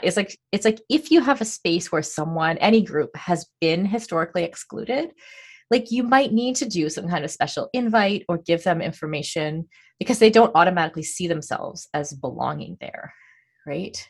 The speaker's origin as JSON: {"language": "English", "country": "Canada", "said": "I'm Canadian"}